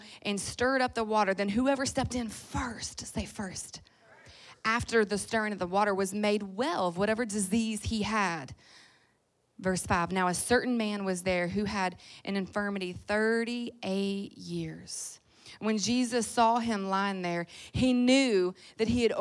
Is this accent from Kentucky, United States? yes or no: yes; Louisville, Kentucky, United States; now in Orange County, United States; I'm originally from Louisville